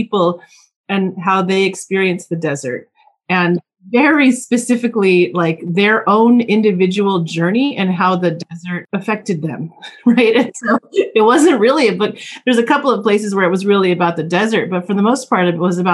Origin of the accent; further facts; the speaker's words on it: Oxnard, California, United States; moved away; also born or lived in Palm Springs, California / New York / Bay Area; I grew up in Oxnard, California, which is on the ocean.